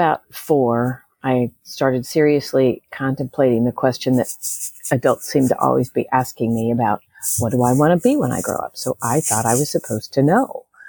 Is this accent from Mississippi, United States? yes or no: no; California, United States; also born or lived in Chicago / St. Louis; So I grew up in a lot of different places. Well, actually, three. My dad was he was an aerospace engineer. So we moved around from Chicago area, St. Louis area, and Southern California.